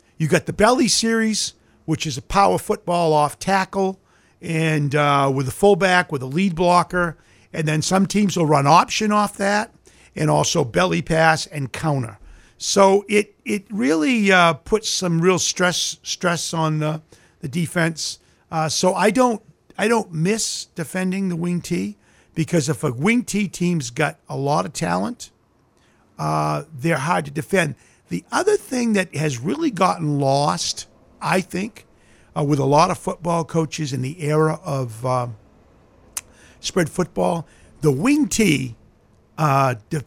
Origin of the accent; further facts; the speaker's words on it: Old Town, Maine, United States; I grew up in Old Town, and my house was right beside the University Forest in Old Town.